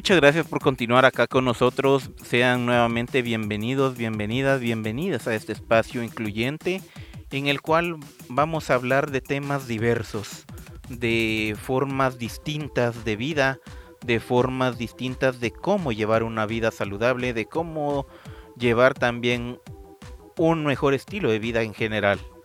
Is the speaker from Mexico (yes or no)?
no; Guatemala; aquí en Guatemala